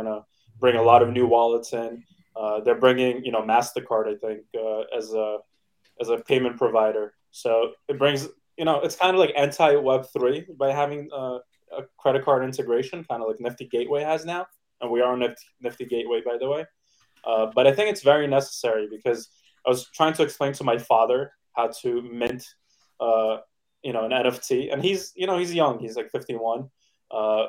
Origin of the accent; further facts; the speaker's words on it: New York City, New York, United States; I grew up in Brooklyn, New York